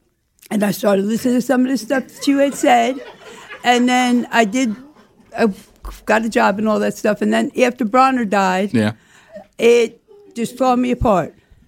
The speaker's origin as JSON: {"language": "English", "region": "New Jersey", "country": "United States", "lives_now": "Florida, United States", "said": "I came down to Florida from New Jersey."}